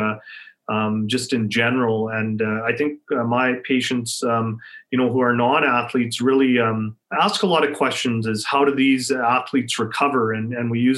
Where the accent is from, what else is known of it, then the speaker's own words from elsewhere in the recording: Saskatchewan, Canada; moved away as an adult; also born or lived in Alberta; I grew up in Saskatchewan